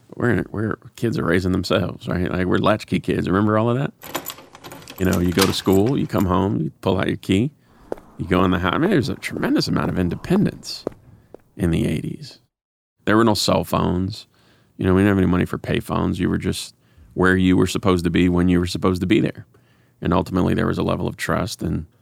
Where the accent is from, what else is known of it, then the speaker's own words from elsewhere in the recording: Cleveland, Ohio, United States; Growing up in Cleveland.